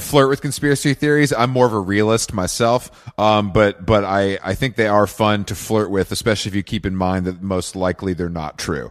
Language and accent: English; Atlanta, Georgia, United States; moved away; I'm from the South. I'm from Atlanta originally